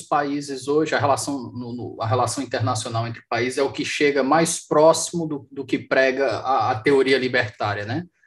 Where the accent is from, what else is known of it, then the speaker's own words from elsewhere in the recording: Fortaleza, Ceará, Brazil; aqui na minha, na minha, na minha terra, estou em conexão local aqui em Fortaleza